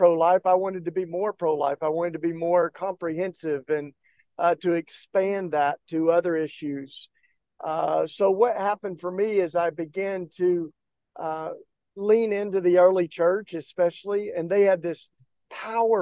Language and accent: English; East Tennessee, United States; I grew up down in East Tennessee in the kind of Bible Belt